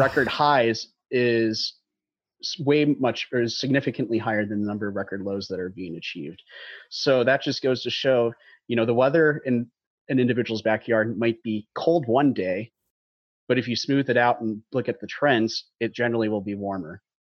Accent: Dallas, Texas, United States; I grew up in North Texas in the Dallas area

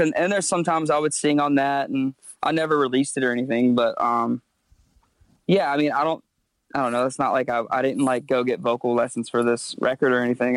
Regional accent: Myrtle Beach, South Carolina, United States; moved away as an adult; now in Charleston, United States; grew up in Myrtle Beach, small town, not kind of a tourist town

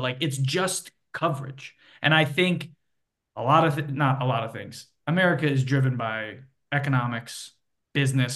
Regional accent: Connecticut, United States; moved away; It was part of the ethos of growing up in Connecticut

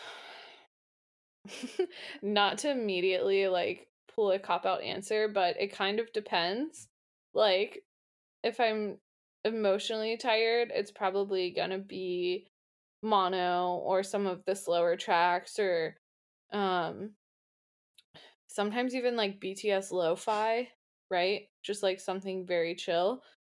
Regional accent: Pittsburgh, Pennsylvania, United States; I'm from Pittsburgh

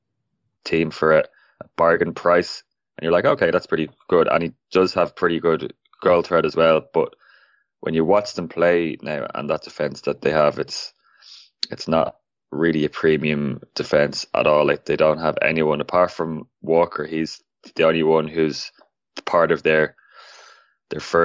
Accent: Ireland; I am Irish

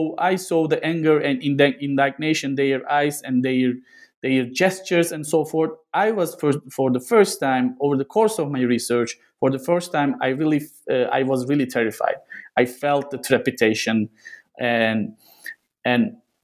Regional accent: Gaziantep, Turkey; moved away; doing my research in my hometown itself

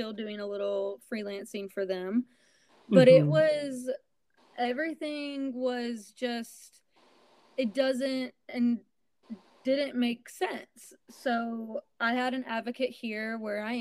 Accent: Alabama, United States; moved away; I had to move back to my hometown in Alabama

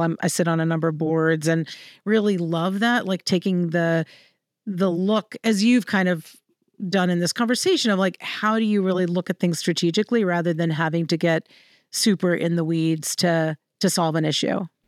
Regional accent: Central Virginia, United States; I'm from Virginia. I'm from Central Virginia

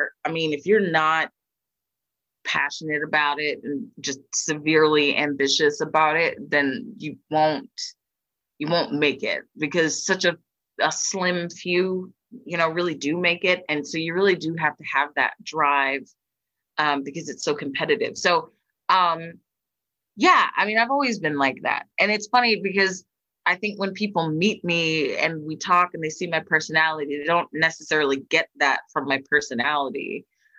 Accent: Philadelphia, Pennsylvania, United States; my hometown here in Philly

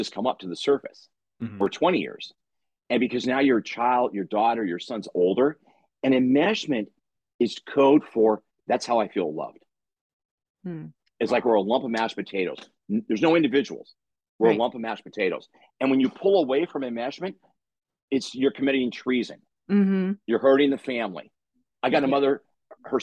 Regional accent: La Crescenta, California, United States; we grew up in La Crescenta, which is out in, you know, San Fernando Valley

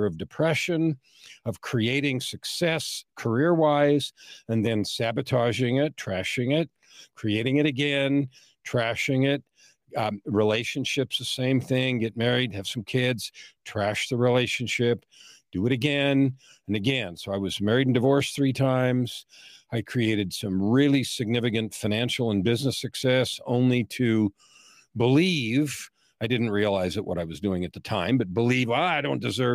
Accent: San Francisco, California, United States; I was born in San Francisco in 1955

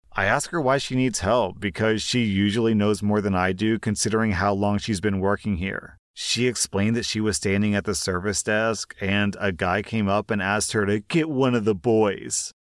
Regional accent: United States; as an American

